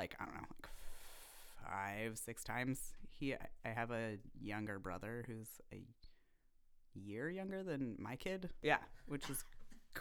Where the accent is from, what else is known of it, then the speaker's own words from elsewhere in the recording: Vancouver, British Columbia, Canada; also born or lived in Toronto; now in Montreal, Canada; I was born in Toronto and grew up in Vancouver, and then I've been in Montreal